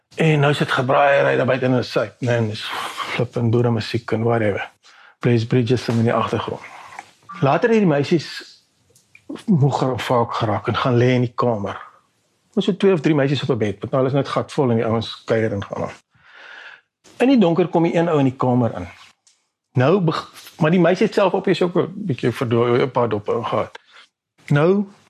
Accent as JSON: {"language": "Afrikaans", "country": "South Africa", "said": "ek is Afrikaner, jy weet, dis dis wie ek is"}